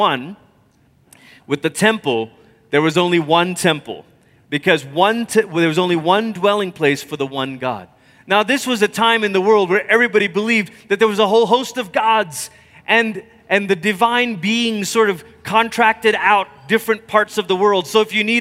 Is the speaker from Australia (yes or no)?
no; Malaysia; growing up in Malaysia